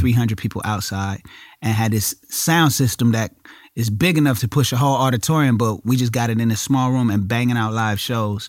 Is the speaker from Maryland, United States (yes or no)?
no; Inglewood, California, United States; I'm from Inglewood